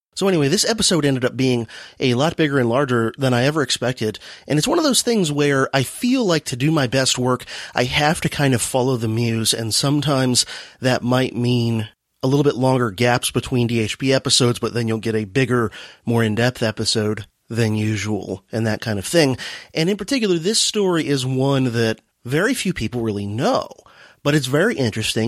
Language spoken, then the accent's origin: English; Miami, Florida, United States; also born or lived in Dade County, Florida / Broward County, Florida; now in St. Augustine, United States; I grew up in South Florida. I grew up in Dade County and then Broward County. I was actually born in Miami.